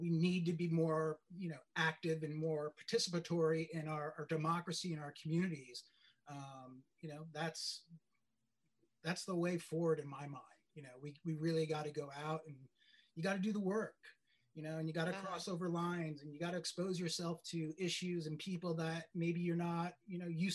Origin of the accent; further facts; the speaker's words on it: New York, United States; I'm from New York